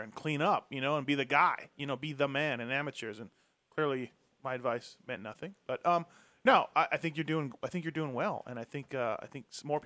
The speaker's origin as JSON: {"language": "English", "region": "Manitoba", "country": "Canada", "said": "That's where I'm from."}